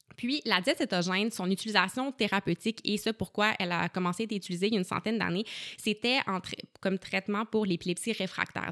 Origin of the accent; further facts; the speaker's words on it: Gatineau, Quebec, Canada; je suis originaire euh, de Gatineau, puis j'ai un parcours scolaire un peu atypique, donc j'ai fait mon secondaire en Outaouais